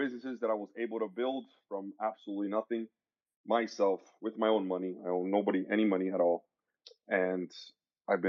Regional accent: Miami, Florida, United States; I was born and raised in Miami, Florida, sunny Florida.

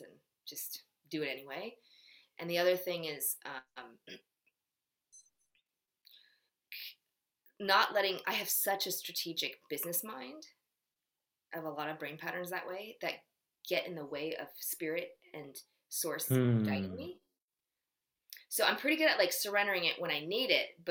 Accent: United States; In Korea, I'm Korean 100% with like a teeny bit of Japanese, but they know I'm American

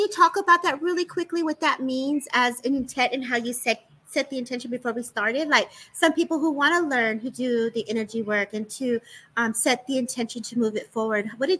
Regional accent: California, United States; And I'm a Cali girl. So, I'm watching you, what you're saying, because I'm only an hour from LA.

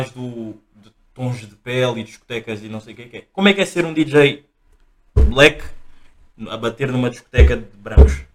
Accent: Angola; eu nasci em Angola

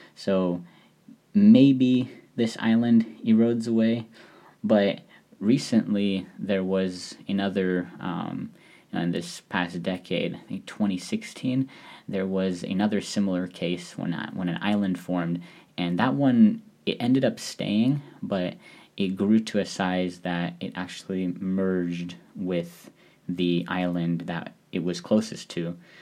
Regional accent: Seattle, Washington, United States; moved away as an adult; now in Tanegashima, Japan; I'm from Seattle

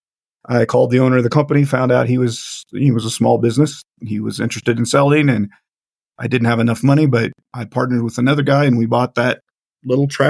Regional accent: Central Kansas, United States; born and raised Central Kansas

